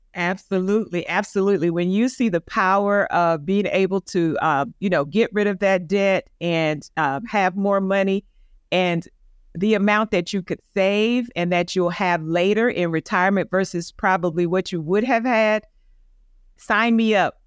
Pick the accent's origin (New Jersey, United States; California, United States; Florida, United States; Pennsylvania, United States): Florida, United States; Tampa; now in Atlanta, United States; my hometown in Tampa